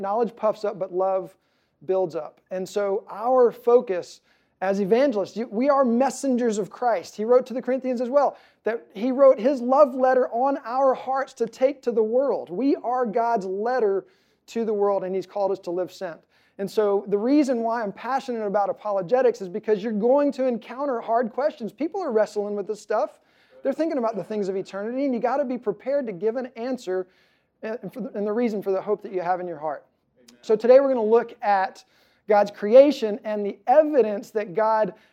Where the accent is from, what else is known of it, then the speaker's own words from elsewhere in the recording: Louisiana, United States; I grew up in Louisiana, which has a very heavy Catholic presence